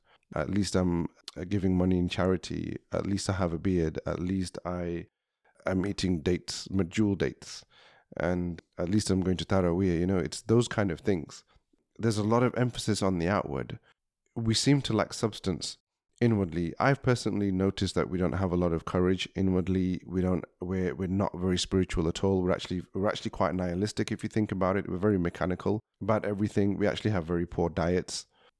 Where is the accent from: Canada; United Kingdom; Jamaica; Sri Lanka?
United Kingdom; As British Muslims